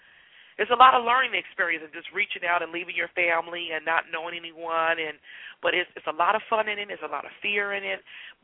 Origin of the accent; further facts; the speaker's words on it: Benton Harbor, Michigan, United States; moved away as an adult; A preacher's kid. And I'm from Michigan, and so mm-hmm. a small town of Benton Harbor, Michigan.